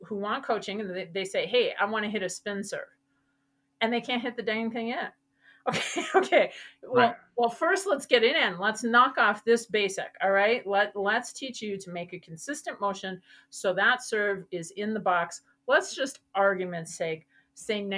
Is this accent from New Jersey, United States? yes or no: no; Wisconsin, United States; moved away; I'm originally from Wisconsin